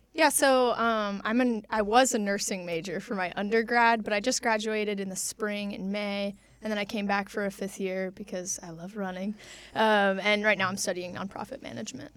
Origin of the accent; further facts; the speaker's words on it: Warsaw, Indiana, United States; I grew up in Warsaw, Indiana